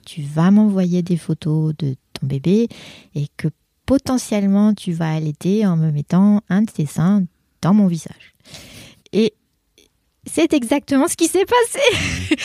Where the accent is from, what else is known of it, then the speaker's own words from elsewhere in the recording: France; first language French; moved away as an adult; j'ai quitté la France donc il y a 25 ans. Donc j'ai passé plus de temps à l'étranger que dans mon pays natal